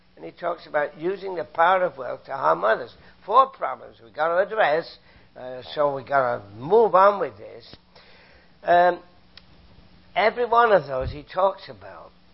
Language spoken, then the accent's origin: English; United Kingdom; now in Canada; I'm a Canadian, came from Britain, as you can tell from my accent